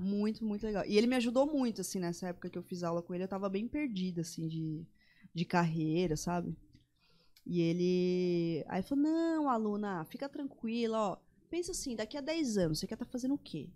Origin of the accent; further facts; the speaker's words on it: São Paulo, Brazil; moved away as an adult; now in Campo Grande, Brazil; Eu que nasci em São Paulo, vivi lá a vida inteira.